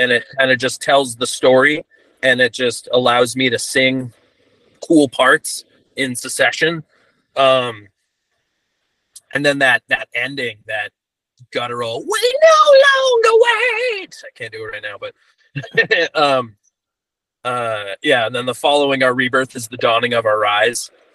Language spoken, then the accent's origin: English; Santa Cruz, California, United States; in my hometown, Santa Cruz, California